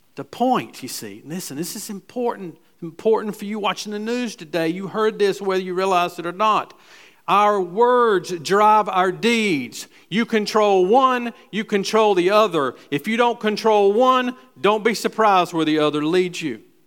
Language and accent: English; Gastonia, North Carolina, United States; I was raised in West Gastonia, so we went to Southwest and Hunter Huss.